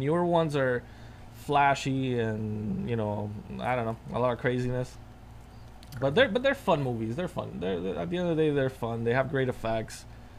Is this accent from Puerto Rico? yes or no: yes; Puerto Rico; moved away; I grew up in Puerto Rico, and in Puerto Rico, I had to walk to school, and it was a far walk.